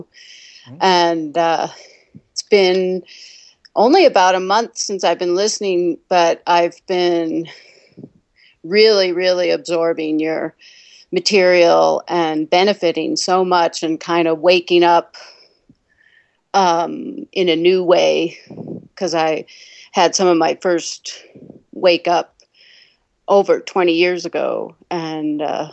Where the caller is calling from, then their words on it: New Mexico, United States; Hi, I'm calling from New Mexico.